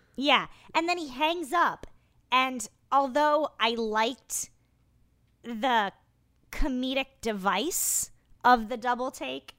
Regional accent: Iowa, United States; moved away; I hail originally from Iowa

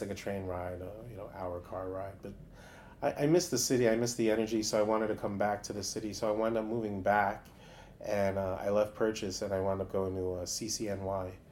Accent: New York City, New York, United States; I grew up in uh, Stuyvesant

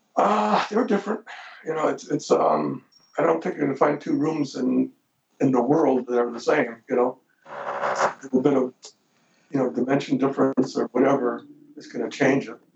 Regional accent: Detroit, Michigan, United States; now in Los Angeles, United States; I'm Italian from Detroit

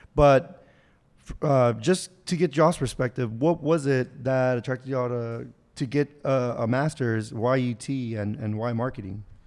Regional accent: Houston, Texas, United States; now in Austin, United States; I'm from Houston, so I grew up, uh, hating Dallas

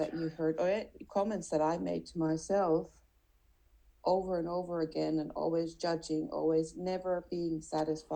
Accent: Finland; now in Switzerland; I'm from Finland.

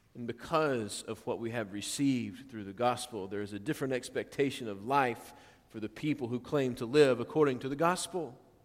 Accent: Norman, Oklahoma, United States; growing up in Norman, or near Norman, Oklahoma

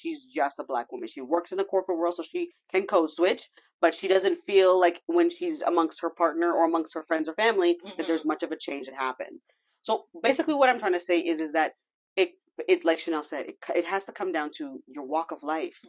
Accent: Brampton, Ontario, Canada; accent: Toronto slang; we grew up in Brampton

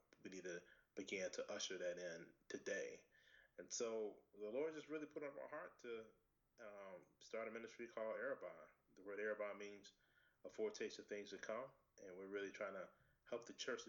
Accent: Richmond, Virginia, United States; I'm from Richmond, Virginia. I've actually lived here my whole life

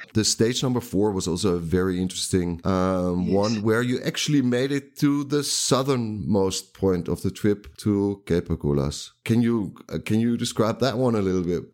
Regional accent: Netherlands; I can read Afrikaans because I'm from the from the Netherlands.

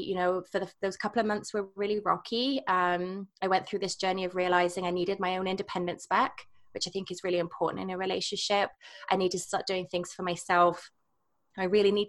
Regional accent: England, United Kingdom; moved away as an adult; also born or lived in Scotland / Canada; now in Whistler, Canada; I'm from England

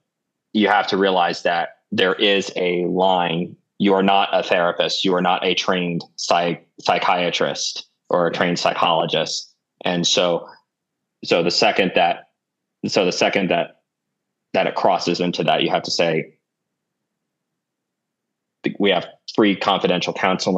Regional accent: Virginia, United States; moved away as an adult; also born or lived in DC area / West Texas; now in Colorado, United States; growing up in Virginia, within driving distance of the Blue Ridge Mountains

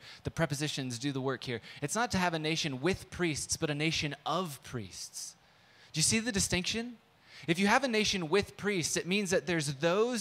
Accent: San Diego, California, United States; moved away; also born or lived in Midwest; I grew up in San Diego

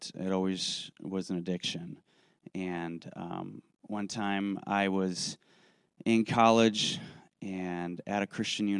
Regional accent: Racine, Wisconsin, United States; I grew up in Racine, Wisconsin

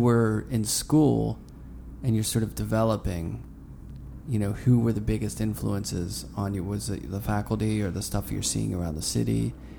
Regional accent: Pittsburgh, Pennsylvania, United States; now in New York, United States; I grew up in Pittsburgh

